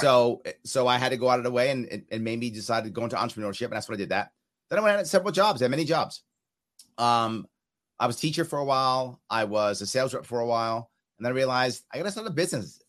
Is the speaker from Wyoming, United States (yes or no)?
no; New York City, New York, United States; I was raised in New York City